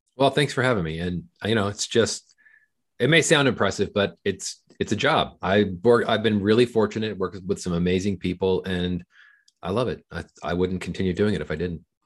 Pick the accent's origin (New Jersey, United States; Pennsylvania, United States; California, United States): California, United States; Southern; I grew up in Southern California